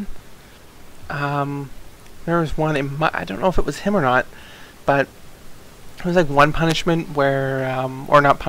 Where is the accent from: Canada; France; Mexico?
Canada; accent: Canadian; I am Canadian